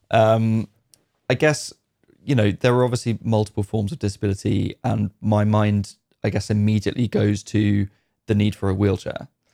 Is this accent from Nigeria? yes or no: no; United Kingdom; as a Brit